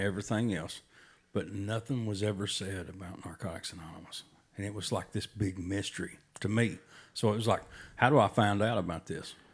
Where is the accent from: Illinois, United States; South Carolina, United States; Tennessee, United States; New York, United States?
Tennessee, United States; we're from Tennessee